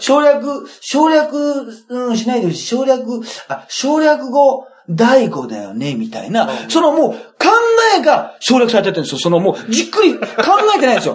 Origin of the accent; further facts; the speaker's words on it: Japan; 舞鶴って結構うちの地元の方に割と近い